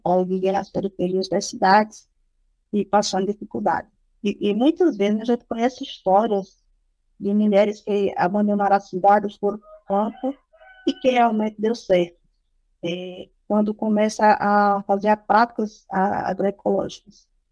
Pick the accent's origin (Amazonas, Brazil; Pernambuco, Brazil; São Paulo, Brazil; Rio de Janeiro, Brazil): Pernambuco, Brazil; Triunfo; sou aqui do município de Triunfo